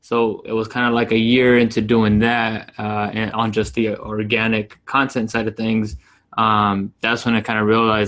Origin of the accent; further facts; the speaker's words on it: Yuma, Arizona, United States; moved away as an adult; now in Phoenix, United States; So I'm in Phoenix, Arizona. I grew up in Yuma, Arizona, came up here, came to school